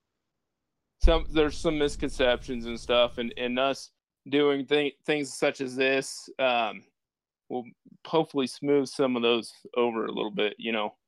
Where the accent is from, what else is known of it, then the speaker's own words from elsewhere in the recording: Otis, Kansas, United States; moved away as an adult; also born or lived in West Texas; I grew up in Otis, which is a very small town about 25 miles to the west of the Bottoms